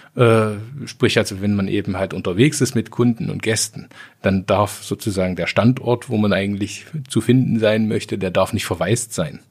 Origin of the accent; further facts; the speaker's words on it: Sangerhausen, Saxony-Anhalt, Germany; also born or lived in Jena; now in Kirchscheidungen, Germany; ich bin geboren in Sangerhausen. Ja. Rosenstadt Sangerhausen